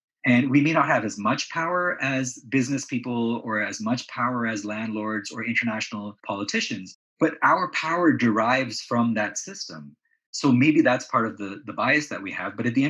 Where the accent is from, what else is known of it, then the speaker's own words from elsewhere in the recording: Canada; also born or lived in Pakistan / Saudi Arabia; So although I was born in Pakistan, my early childhood was spent in Saudi Arabia. And then again, my father wanted to go to Canada.